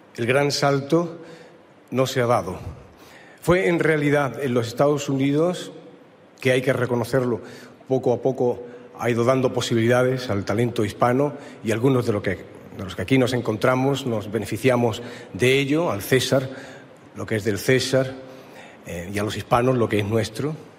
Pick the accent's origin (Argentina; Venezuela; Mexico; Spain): Spain; Málaga, Andalusia; yo nací en tierras andaluzas, en la Málaga